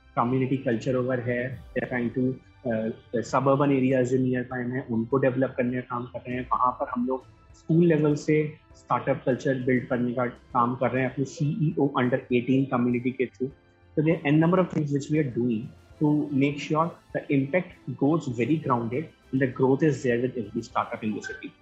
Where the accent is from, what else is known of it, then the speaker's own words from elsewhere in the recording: Gwalior, Madhya Pradesh, India; मैं ग्वालियर से हूँ